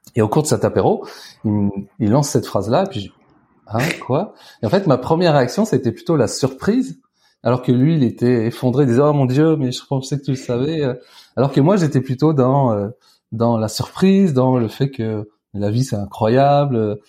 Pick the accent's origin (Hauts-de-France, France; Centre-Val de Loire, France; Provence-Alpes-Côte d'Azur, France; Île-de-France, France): Centre-Val de Loire, France; Tours; j'ai grandi à, à Tours